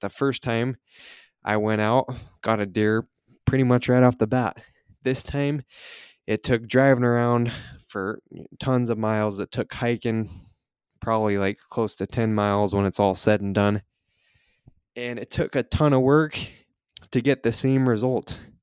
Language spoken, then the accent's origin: English; Utah, United States; I'm from Utah, so I went back down to southern Utah